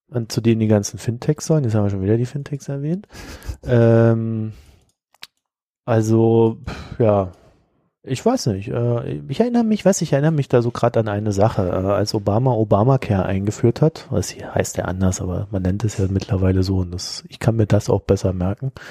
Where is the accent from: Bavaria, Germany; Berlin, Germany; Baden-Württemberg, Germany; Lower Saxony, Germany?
Berlin, Germany; born there; Und ich bin ja in Berlin geboren, den Berliner Bürger kenne ich ja ein bisschen